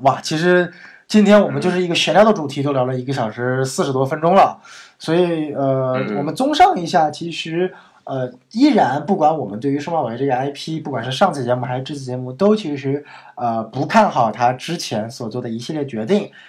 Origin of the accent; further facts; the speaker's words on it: Northeast China, China; 我家乡的东北菜